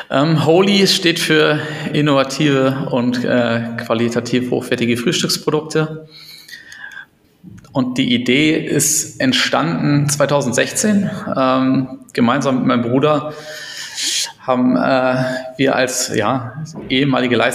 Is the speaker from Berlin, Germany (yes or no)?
yes; Berlin, Germany; Genau, ansonsten komme ich aus Berlin, äh, bin gebürtiger Berliner, habe in Berlin auch studiert